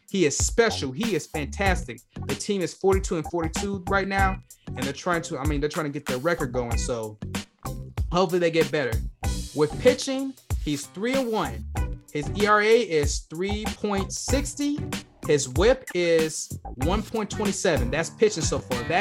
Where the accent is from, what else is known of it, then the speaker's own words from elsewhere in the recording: Detroit, Michigan, United States; I'm from Detroit